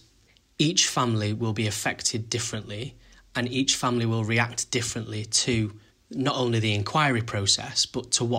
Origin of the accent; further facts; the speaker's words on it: Manchester, North West England, United Kingdom; I'm from Manchester